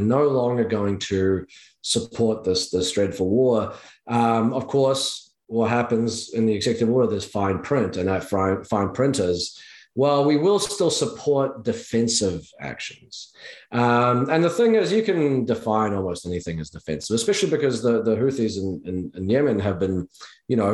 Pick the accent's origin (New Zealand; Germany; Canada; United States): New Zealand; I'm from New Zealand